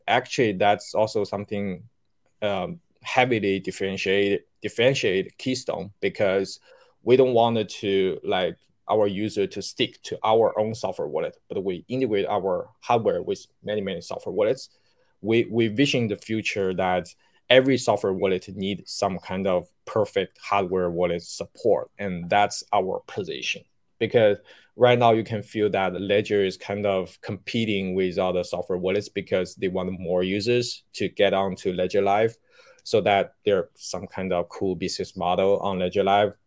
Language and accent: English; Shanghai, China; also born or lived in Beijing; I left the company to come back to my hometown. I was in Beijing at that time, so I came back to Shanghai